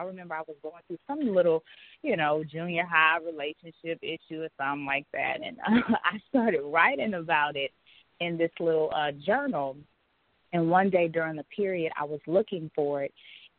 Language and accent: English; Pasadena, California, United States; also born or lived in Pine Bluff, Arkansas / Houston, Texas; now in Atlanta, United States; I'm originally from Pasadena, California. I later moved to Pine Bluff, Arkansas. So if there's any Arkansans in the house, what's up? After that, my family moved to Houston, Texas, and I now reside in Atlanta, Georgia.